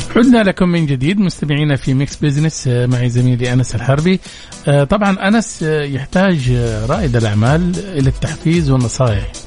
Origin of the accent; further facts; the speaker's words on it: Saudi Arabia; عندنا في السعودية